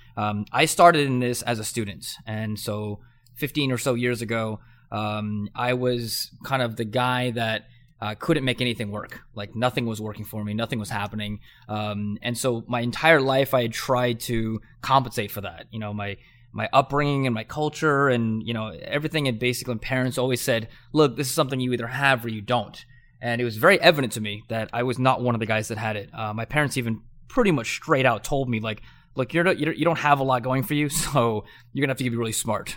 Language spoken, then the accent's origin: English; Southern California, United States; I grew up in Southern California